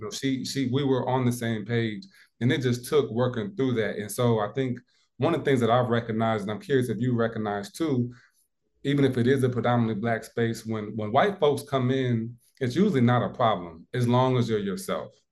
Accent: Midwest, United States; now in South Carolina, United States; growing up in the Midwest

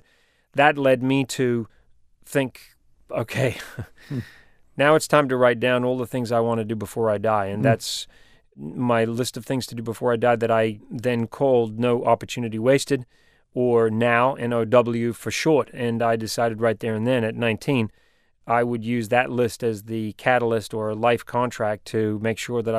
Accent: New Zealand; accent: New Zealand; I'm a New Zealander. My accent has changed a little bit, but I've spent my life living around the world, and so my accent is pretty mixed up.

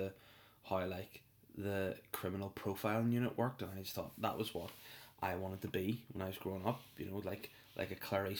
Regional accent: North Down, Northern Ireland, United Kingdom; moved away as an adult; now in Belfast, United Kingdom; Everyone knows I'm from North Down. That is my place, my spot on this earth, the Gold Coast itself. Hollywood, Crawfordsburn, Bangor, Donaghadee, those joints are my joints.

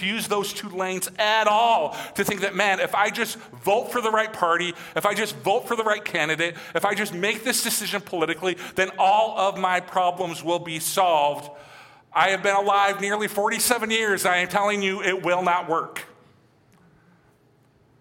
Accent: United States; I was born and raised in America, I listened to country music

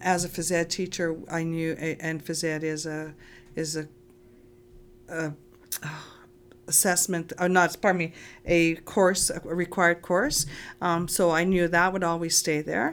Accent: Lac La Biche, Alberta, Canada; I grew up in Lac-la-Biche

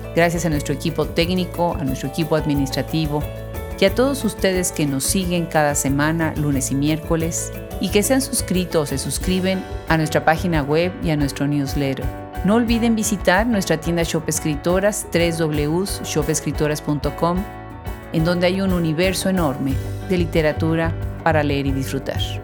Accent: Mexico; las dos somos mexicanas

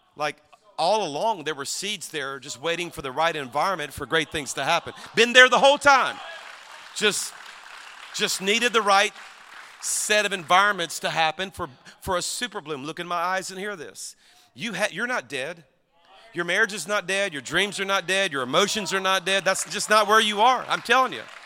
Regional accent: Louisiana, United States; I'm from Louisiana

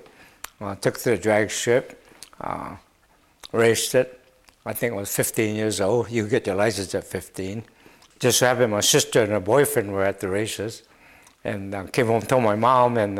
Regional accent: Honolulu, Hawaii, United States; I was born and raised in Hawaii, May 22nd, 1944.

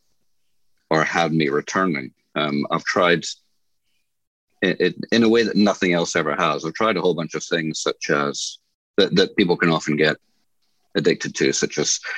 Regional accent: Newcastle, New South Wales, Australia; also born or lived in Scotland; My family moved from Scotland when I was 8 years old, so I'm essentially Australian educated

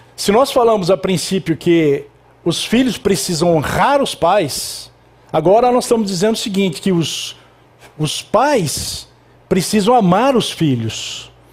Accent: Itapetininga, São Paulo, Brazil; Eu sou de Itapetininga

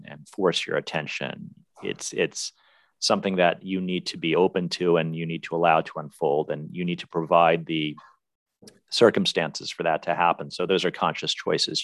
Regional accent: Washington, District of Columbia, United States; now in Los Angeles, United States; DC, my hometown

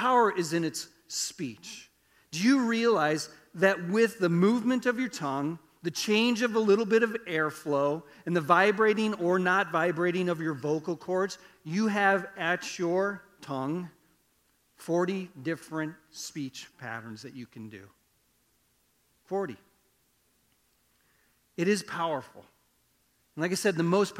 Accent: Iowa, United States; I grew up in Iowa. We didn't farm, but I grew up on a farm

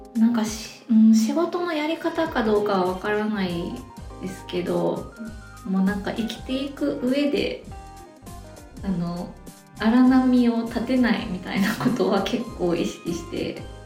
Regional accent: Osaka, Japan; accent: Kansai dialect (Osaka-ben); moved away as an adult; now in Sapporo, Japan; 出社は大阪です

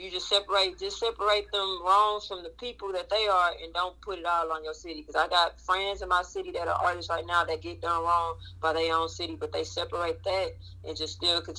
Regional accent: Waco, Texas, United States; moved away as an adult; also born or lived in Prairie View, Texas / Dallas, Texas; now in Houston, United States; my hometown, Waco, Texas

